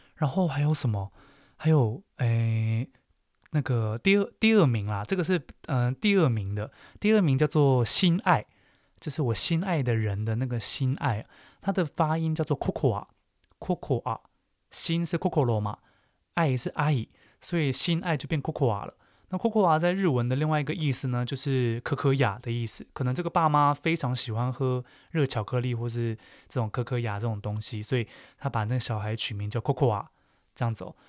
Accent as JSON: {"language": "Chinese", "country": "Taiwan", "said": "身为台湾人的我们呢"}